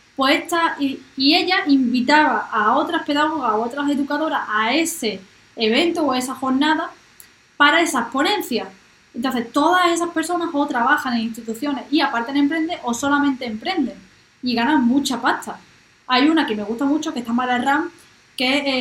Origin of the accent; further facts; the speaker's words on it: Marbella, Andalusia, Spain; yo soy de Marbella